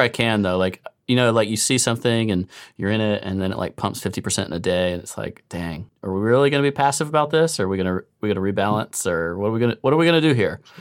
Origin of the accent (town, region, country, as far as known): United States